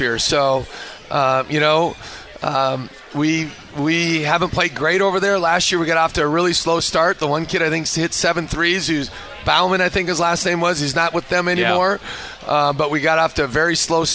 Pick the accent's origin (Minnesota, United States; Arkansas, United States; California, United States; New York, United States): Minnesota, United States; moved away; I grew up in Minnesota.